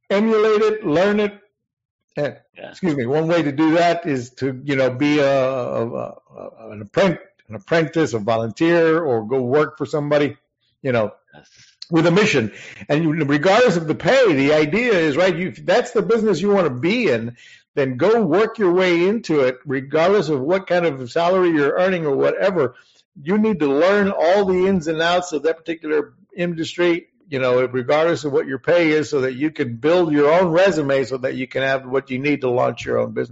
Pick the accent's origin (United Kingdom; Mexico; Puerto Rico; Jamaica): Puerto Rico; Puerto Rico. I went to Puerto Rican high school.